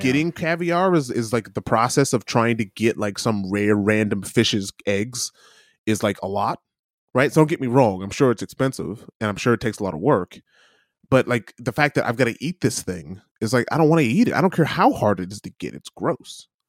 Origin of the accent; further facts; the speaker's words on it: Midwest, United States; growing up in the Midwest